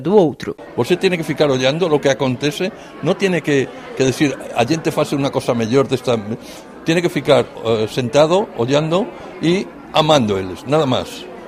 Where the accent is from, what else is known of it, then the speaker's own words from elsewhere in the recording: Bahia, Brazil; Eu sou da Bahia